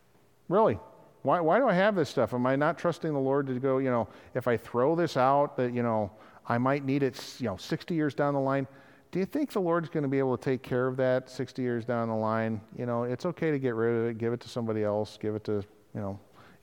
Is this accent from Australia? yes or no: no; Wales, United Kingdom; Being Welsh counts for something.